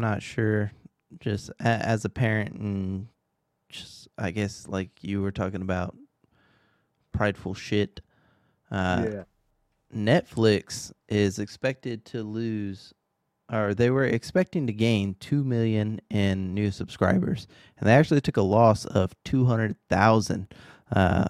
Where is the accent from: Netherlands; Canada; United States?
United States; Texas; I am from Texas